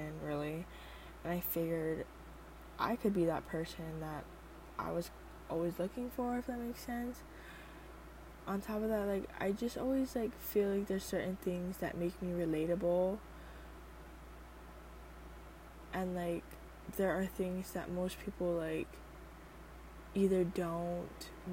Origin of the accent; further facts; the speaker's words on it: Oahu, Hawaii, United States; I am from Hawaii. I am from the island of Oahu